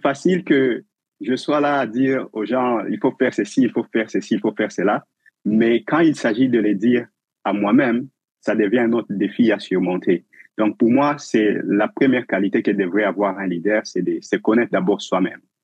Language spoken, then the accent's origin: French; DR Congo; moved away as an adult; also born or lived in Uganda; now in Winnipeg, Canada; Je suis originairement du Congo, la République démocratique du Congo, en Afrique